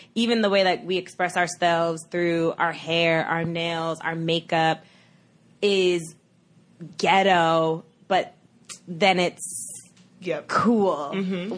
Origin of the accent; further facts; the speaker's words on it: New York City, New York, United States; I'm from Brooklyn